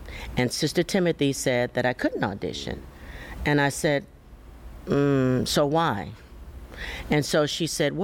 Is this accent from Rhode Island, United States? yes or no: no; Chicago, Illinois, United States; now in Houston, United States; I hail from Chicago, Illinois, and I went to school there